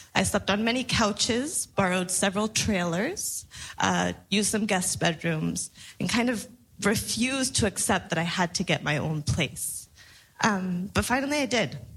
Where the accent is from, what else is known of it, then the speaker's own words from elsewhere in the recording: Mexico; also born or lived in New Orleans, United States / Sonora, Mexico; now in Arizona, United States; I was born in Mexico, I built my political home in the US, in New Orleans, in the South.